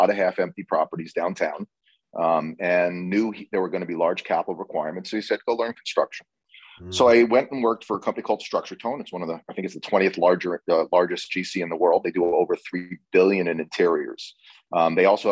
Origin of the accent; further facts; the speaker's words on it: Red Bank, New Jersey, United States; also born or lived in Boston; I was born in Red Bank, New Jersey